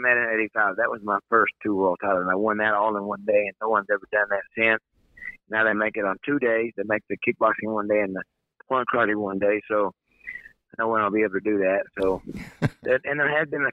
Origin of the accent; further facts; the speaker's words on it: Mansfield, Texas, United States; I was born in Mansfield, Texas in 1962, and my father he was running a gas station